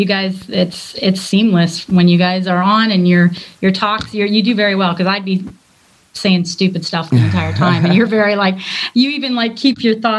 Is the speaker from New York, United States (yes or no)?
no; Detroit, Michigan, United States; now in Stuart, United States; I'm from Detroit, but I've lived here a long time now. So, yeah, I'm a Floridian, I guess. But not a crazy one.